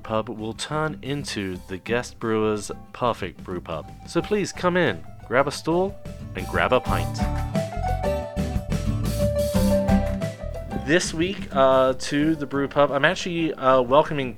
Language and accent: English; England, United Kingdom; I'm English